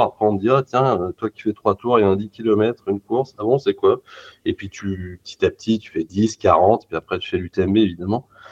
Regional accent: Lyon, Auvergne-Rhône-Alpes, France; je suis lyonnais

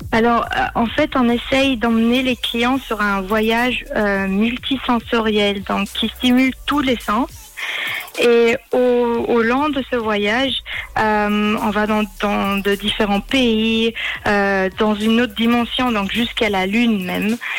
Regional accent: Austria; moved away as an adult; also born or lived in Switzerland / Côte d'Azur; j'ai grandi et je suis née en Autriche

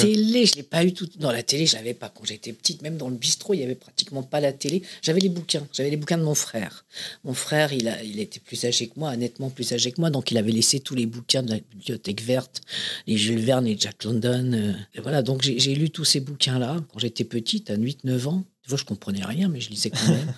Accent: Paris, Île-de-France, France; also born or lived in Saint-Ouen; Je suis né Clinique Marie-Louise, qui était euh, dans le 9e, à côté de là où est né Johnny Hallyday, un peu plus tôt, que moi, euh, Et, j'ai grandi entre, dans le 9e, c'était dans le 9e, puis après dans, à Saint-Ouen, puis après dans le 10e

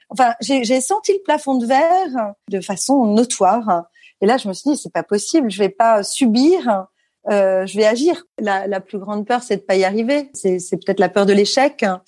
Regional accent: Paris suburbs, Île-de-France, France; also born or lived in La Celle-Saint-Cloud / Versailles; je suis née euh, à Paris et j'ai grandi jusqu'à mes dix ans en banlieue parisienne, à La Salle-Saint-Cloud, puis à Versailles

